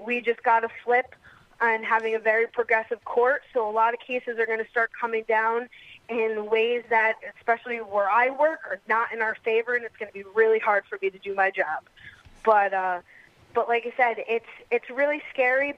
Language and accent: English; New York, United States; I'm born and raised in New York